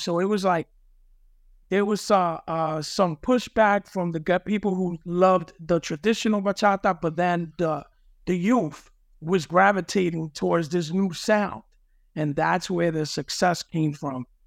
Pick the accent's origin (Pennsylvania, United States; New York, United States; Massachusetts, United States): New York, United States; New York City; growing up in the Lower East Side and the, in the Jacob Rees houses